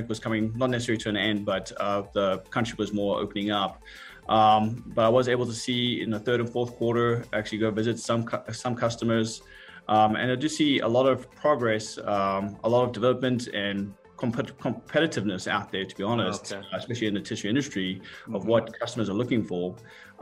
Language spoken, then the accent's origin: English; South Africa; moved away as an adult; now in United States; I'm originally from South Africa. I came over here on a soccer scholarship about 20 years ago